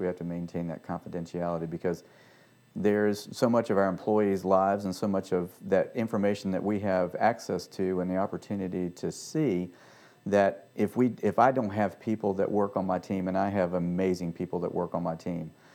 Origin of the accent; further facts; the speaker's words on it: Richmond, Virginia, United States; moved away as an adult; also born or lived in Washington, D.C. area / Annapolis; now in Franklin, United States; Home for me was Richmond, Virginia, and so I stayed there